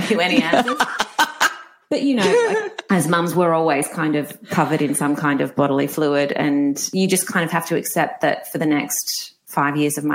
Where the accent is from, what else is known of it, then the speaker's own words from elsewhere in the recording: Perth, Western Australia, Australia; also born or lived in Melbourne, Australia; now in Gold Coast, Australia; I'm originally from Perth